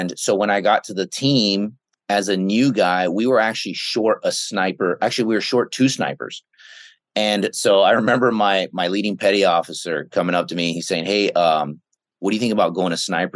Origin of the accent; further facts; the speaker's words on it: the Bay Area, San Francisco, Oakland, Sacramento, California, United States; I grew up in the Bay Area, in San Francisco, Oakland, right, and then Sacramento.